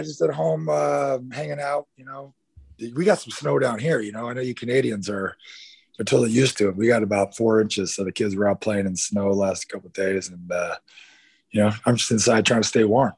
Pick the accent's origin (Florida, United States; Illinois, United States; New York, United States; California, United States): California, United States; Northern; also born or lived in Dallas, Texas; I was born in Dallas, right? I was born in yeah. Dallas. I left Dallas, uh, Texas, when I was two, I was, um, and moved to Northern California. So I was raised in Northern okay. California.